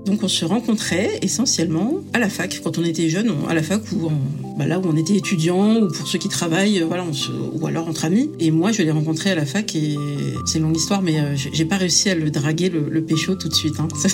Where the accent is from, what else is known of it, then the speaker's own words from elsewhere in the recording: France; je suis euh, française dans le sens où je suis née en France et c'est ma culture